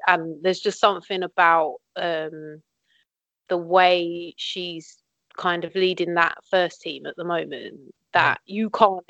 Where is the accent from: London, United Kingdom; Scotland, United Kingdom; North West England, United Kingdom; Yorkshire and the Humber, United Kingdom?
London, United Kingdom; So I'm from South East London. I'm nowhere near Tottenham in London. I mean, I'm closer to Tottenham than you.